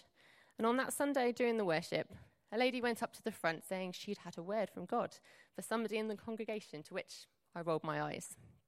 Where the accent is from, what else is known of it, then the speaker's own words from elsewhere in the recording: Surrey, South East England, United Kingdom; I grew up in Surrey